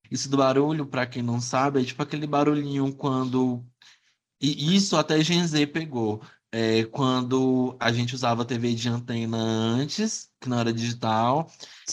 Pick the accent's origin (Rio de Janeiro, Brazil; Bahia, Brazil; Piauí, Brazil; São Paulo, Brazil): Piauí, Brazil; Teresina; also born or lived in Esperantina, Piauí; eu sou nasci em Esperantina, aqui no interior do Piauí. Eu vim morar aqui em Teresina, bebezinho, nove meses de idade.